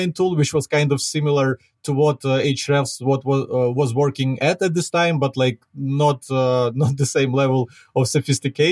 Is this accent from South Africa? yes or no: no; Ukraine; accent: Ukrainian; English is a second language; I'm a Ukrainian myself, as you can probably hear from my accent.